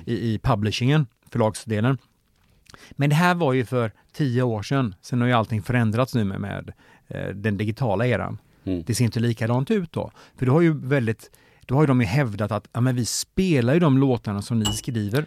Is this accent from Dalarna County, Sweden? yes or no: yes; Mora, Dalarna County, Sweden; i Mora där jag är född och uppvuxen